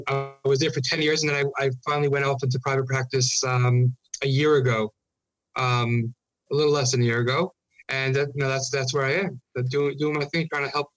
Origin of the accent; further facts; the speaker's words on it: New York City, New York, United States; moved away as an adult; also born or lived in Los Angeles; now in Chicago, United States; I grew up in Brooklyn